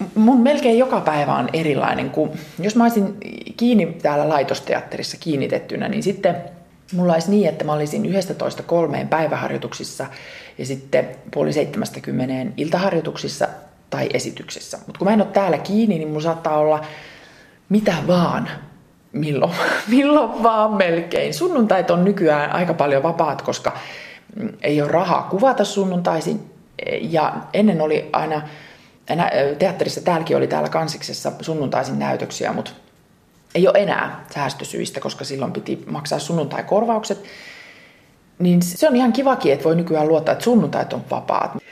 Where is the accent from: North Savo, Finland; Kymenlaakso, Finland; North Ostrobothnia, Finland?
North Ostrobothnia, Finland; Ylivieska; moved away; Ylivieskassa, mistä mä oon lähtöisin